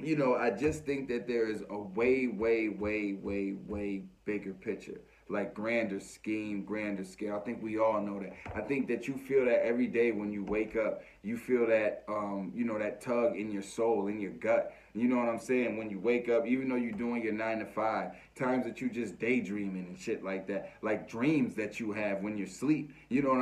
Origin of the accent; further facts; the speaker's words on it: United States; as American people